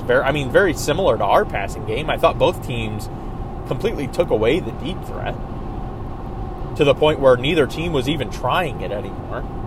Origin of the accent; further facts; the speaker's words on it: Georgia, United States; now in Michigan, United States; I grew up in Georgia